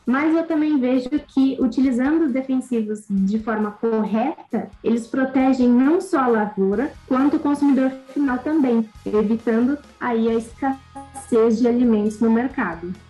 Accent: Cerqueira César, São Paulo, Brazil; born or raised there; also born or lived in Xanxerê, Santa Catarina

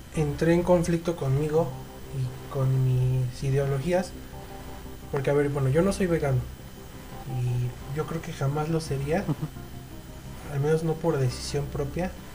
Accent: Mexico; nosotros como, mexicanos

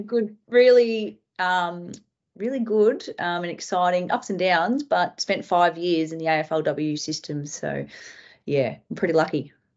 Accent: Ballarat, Victoria, Australia; moved away as an adult; also born or lived in Northern Territory / South Australia / Queensland; growing up in Ballarat, I moved in two thousand and thirteen

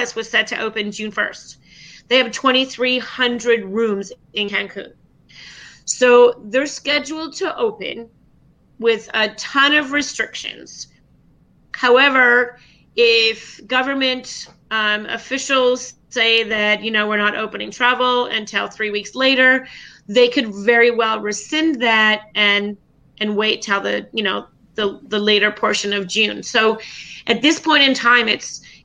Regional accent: Canada; moved away as an adult; now in Puerto Morelos, Mexico; born and raised in Canada

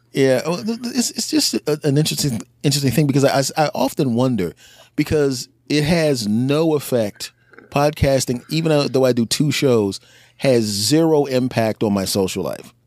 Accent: Philadelphia, Pennsylvania, United States; now in New Jersey, United States; a person who was born and raised in Philadelphia

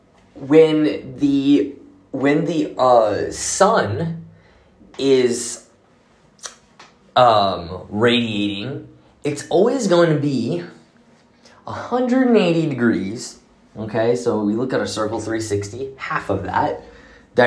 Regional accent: Clearwater, Florida, United States; moved away; also born or lived in Jerusalem; my hometown, Clearwater, St. Pete area

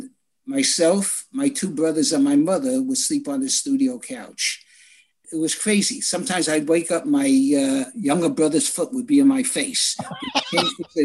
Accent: New York City, New York, United States; I was born on Hopkinson Avenue in Brooklyn

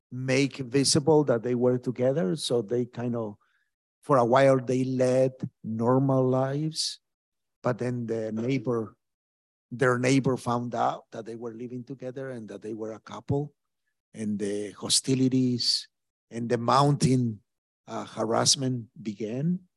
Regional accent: Mexico; now in Brooklyn, United States; harassments by the cartels in my home country in Mexico.

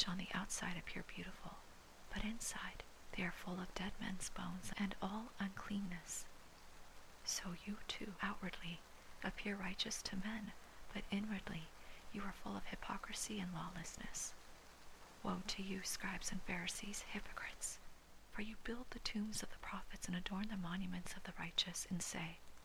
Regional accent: Hawaii, United States; I was born and raised in Hawaii, does not make me Hawaiian

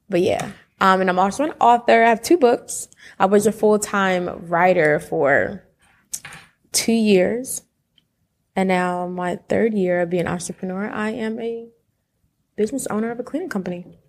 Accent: Willingboro, New Jersey, United States; moved away as an adult; now in Atlanta, United States; two Jersey kids

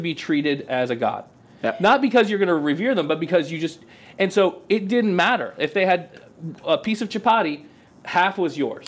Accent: Auburndale, Florida, United States; I grew up in Polk County, so I can make fun of it. Let's uh, go. So I grew up in Auburndale

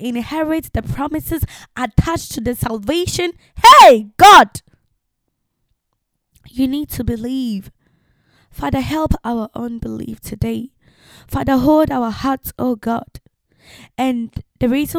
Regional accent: Ghana; also born or lived in France; now in England; Ghanaians tend not to publish their age

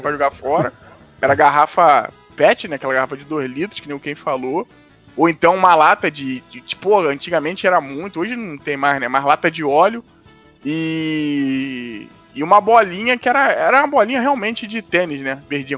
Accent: Rio de Janeiro, Brazil; onde eu fui criado lá em Madureira, né? Que hoje eu não moro lá

